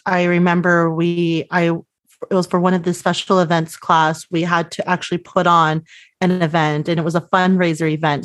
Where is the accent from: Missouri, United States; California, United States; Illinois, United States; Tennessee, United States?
California, United States; Los Angeles; I grew up a little bit, uh, south of San Luis Obispo, so three, about three hours south in the San Fernando Valley, which is part of the northern L A County